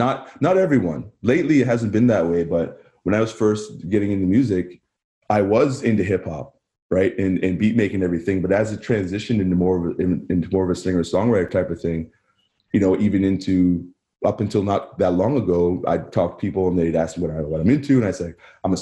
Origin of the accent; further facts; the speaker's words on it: Barrie, Ontario, Canada; I grew up in Barrie